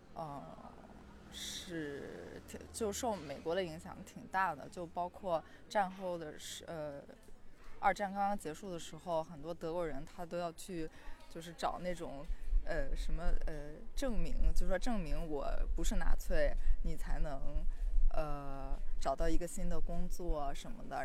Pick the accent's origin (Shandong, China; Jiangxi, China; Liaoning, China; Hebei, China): Shandong, China; Qingdao; now in Berlin, Germany; 我家是青岛的嘛